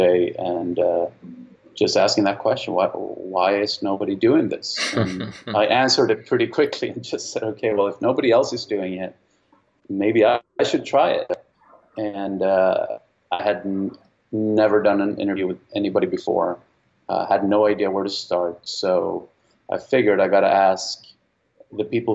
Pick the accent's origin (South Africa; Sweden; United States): Sweden; moved away; I'm from Sweden originally.